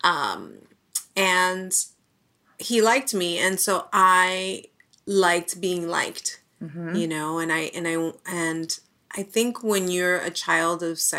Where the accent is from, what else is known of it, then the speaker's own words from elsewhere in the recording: New York City, New York, United States; I was born and raised in the Bronx.